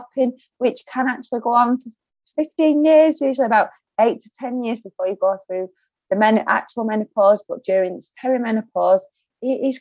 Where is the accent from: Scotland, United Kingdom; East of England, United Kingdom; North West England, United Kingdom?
North West England, United Kingdom; Lancashire; accent: broad Lancashire; my broad Lancashire accent